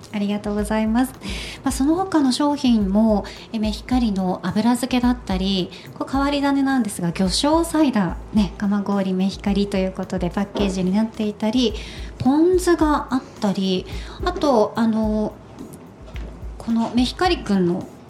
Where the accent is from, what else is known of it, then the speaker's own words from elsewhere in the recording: Nagasaki, Japan; moved away; 私は長崎県で育ったので